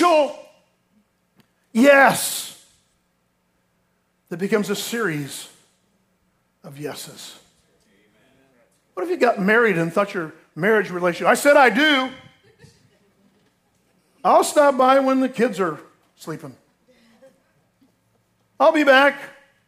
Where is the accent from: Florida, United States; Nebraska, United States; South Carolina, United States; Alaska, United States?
Florida, United States; I grew up in Florida